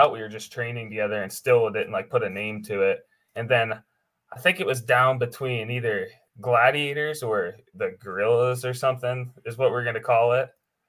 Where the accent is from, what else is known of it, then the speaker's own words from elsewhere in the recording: Oakland, West Virginia, United States; So Oakland is good because not only were they a really popular program in West Virginia for a lot of years